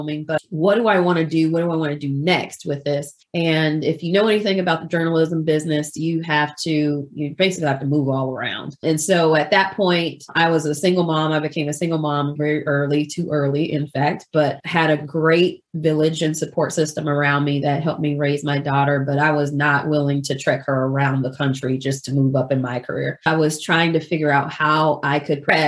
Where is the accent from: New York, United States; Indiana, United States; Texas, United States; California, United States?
California, United States; now in Georgia, United States; I grew up in California. I actually live in Georgia now